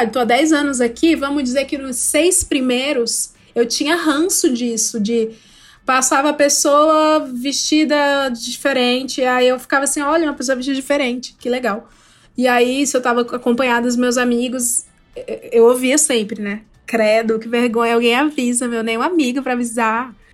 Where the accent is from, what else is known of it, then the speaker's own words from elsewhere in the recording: Ceará, Brazil; moved away; eu sou do Ceará, e lá no Ceará a gente tem um, um, um outro estilo de vida.